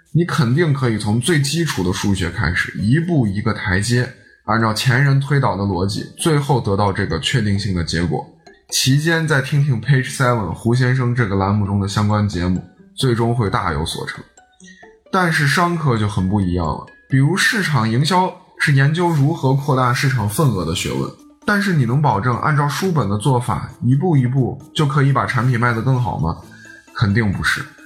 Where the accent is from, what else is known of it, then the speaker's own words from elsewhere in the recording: Shaanxi, China; also born or lived in Shanghai; 我是一个土生土长的陕西娃